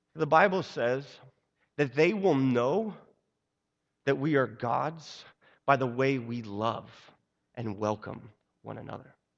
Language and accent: English; Seattle, Washington, United States; moved away; also born or lived in Brooklyn; I was born and raised in Seattle